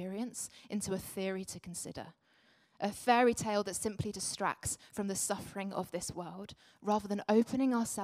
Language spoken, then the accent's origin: English; Essex, East of England, United Kingdom; now in London, United Kingdom; I grew up in Essex and now lived in London.